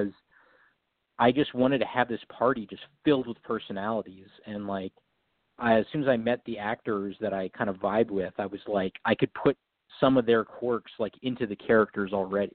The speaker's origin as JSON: {"language": "English", "town": "San Diego", "region": "California", "country": "United States", "tie": "born or raised there", "also_born_or_lived": "New Jersey / New York", "moved": "as an adult", "lives_now": "Los Angeles, United States", "said": "I'm mostly, you know, mostly in San Diego most of my life, but now been in LA for a while now"}